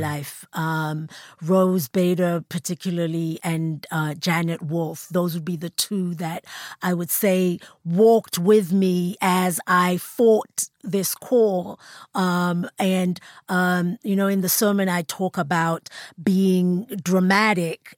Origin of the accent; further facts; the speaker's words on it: South Africa; as a South African